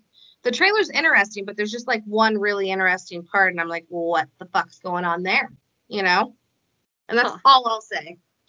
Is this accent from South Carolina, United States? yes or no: no; Iowa, United States; I mean, even though John Wayne is from my home state, I just never could like really get into him.